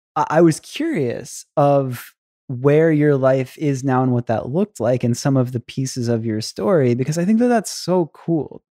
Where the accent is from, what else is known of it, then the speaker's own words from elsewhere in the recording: United States; as an American